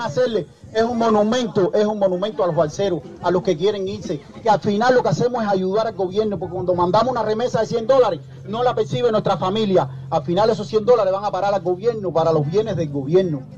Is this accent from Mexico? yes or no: no; Cuba; Simplemente somos cubanos